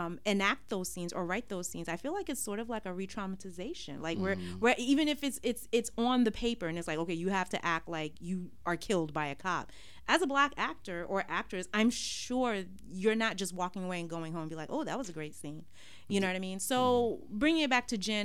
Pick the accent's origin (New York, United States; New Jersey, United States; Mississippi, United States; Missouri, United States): New York, United States; New York City; growing up in Brooklyn, all I've ever known are black Muslim people.